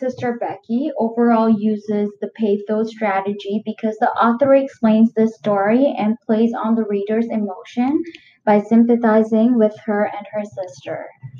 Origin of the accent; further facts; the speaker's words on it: Manitoba, Canada; now in Ontario, Canada; we moved from Manitoba after 10 years